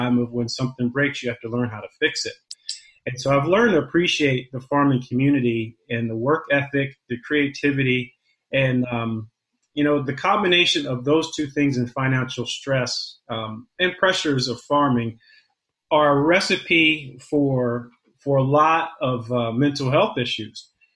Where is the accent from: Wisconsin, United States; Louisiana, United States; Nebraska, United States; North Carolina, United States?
North Carolina, United States; Charlotte; moved away as an adult; also born or lived in Iowa; as a city kid growing up in Charlotte, North Carolina, I had limited access to the farming community until I moved to Iowa in 1995